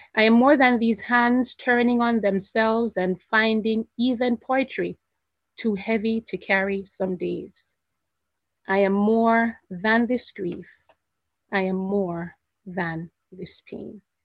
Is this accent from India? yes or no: no; Jamaica; I'm not from America. I'm from Jamaica.